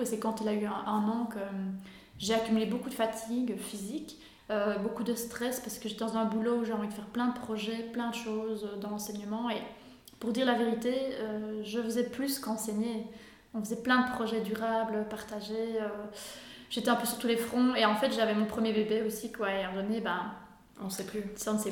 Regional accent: Belgium; je viens d'Urbouy, une petite commune

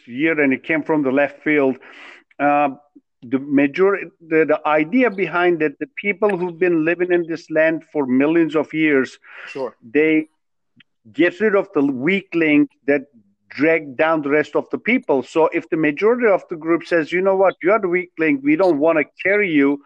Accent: Turkey; moved away as an adult; now in United States; I'm originally from Turkey. I was born, raised there all the way till I was 20 years old

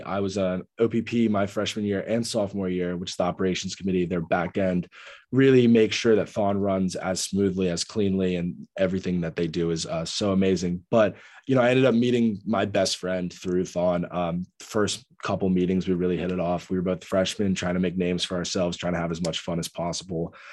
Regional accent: Annapolis, Maryland, United States; I am originally from Annapolis, Maryland. I'm a Marylander through and through.

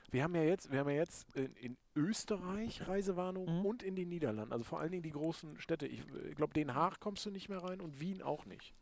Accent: Lohne, Lower Saxony, Germany; now in Vechta, Germany; Lohne ist ja meine Heimatstadt. Ich wohne in Fechter

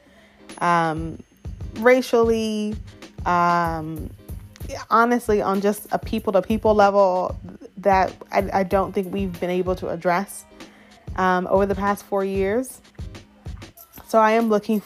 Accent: suburbs of Atlanta, Gwinnett County, Georgia, United States; moved away as an adult; now in Austin, United States; I grew up in the suburbs of Atlanta in Gwinnett County

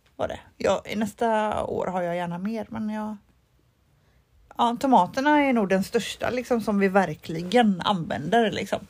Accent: Mölnlycke, Västra Götaland, Sweden; Mölnlycke där jag är ifrån

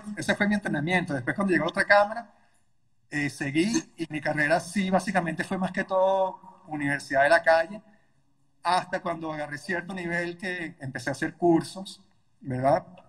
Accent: Caracas, Capital District, Venezuela; En Caracas, Venezuela, de donde soy

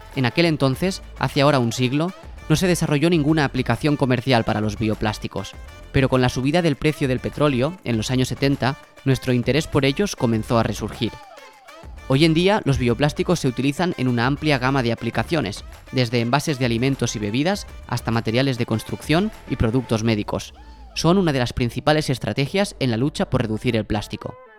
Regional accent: Mollet del Vallès, Catalonia, Spain; Yo soy de Mollet, como Alexia Putellas

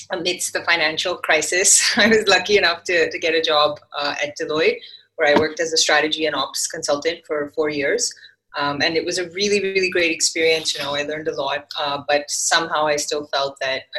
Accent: Vancouver, British Columbia, Canada; moved away as an adult; now in India; I grew up in Vancouver, Canada.

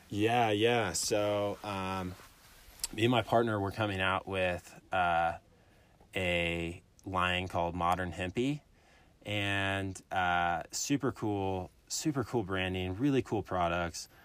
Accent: Illinois, United States; moved away as an adult; also born or lived in Alabama; now in Colorado, United States; I'm from Illinois, literally middle of nowhere. Grew up on a corn farm

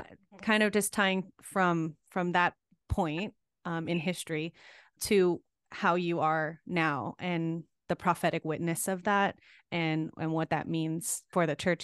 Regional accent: Gulf Coast, United States; accent: Southern; we're both from the Gulf Coast

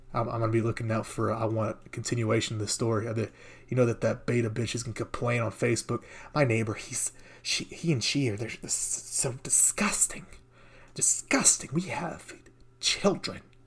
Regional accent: United States; I'm American.

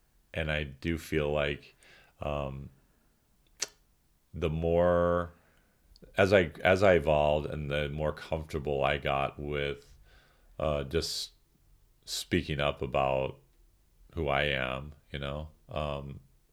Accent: St. Charles, Missouri, United States; I did feel like I was treated a lot like a foreign exchange student growing up in St. Charles, Missouri

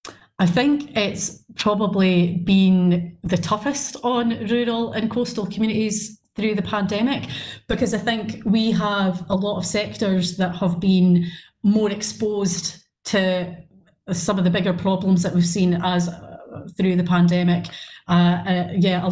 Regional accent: Brechin, Scotland, United Kingdom; I'm from Brechin, I've pretty much lived there all my life

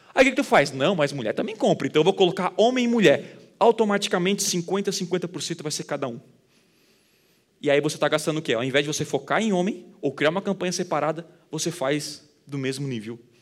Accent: Criciúma, Santa Catarina, Brazil; Eu sou de Criciúma, do interior

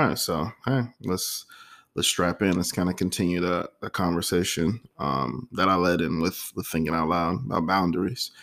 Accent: Florida, United States; Florida, you know, my home state

